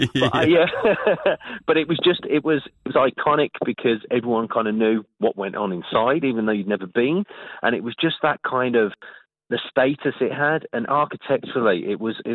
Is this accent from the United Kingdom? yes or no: yes; Birmingham, West Midlands, United Kingdom; now in Christchurch, New Zealand; I'm from Birmingham, which is a very miserable place back in England